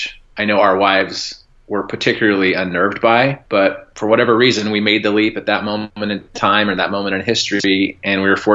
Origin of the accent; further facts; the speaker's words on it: Port Angeles, Washington, United States; also born or lived in Seattle, Washington / Arizona; I was born and raised in Port Angeles, Washington, which is on the North Olympic Peninsula of Washington State here in the Great Pacific Northwest.